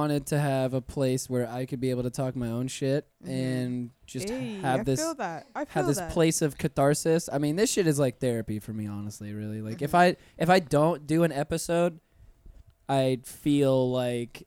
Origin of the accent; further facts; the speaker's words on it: Pensacola, Florida, United States; moved away as an adult; now in Orlando, United States; I'm originally from Pensacola, Florida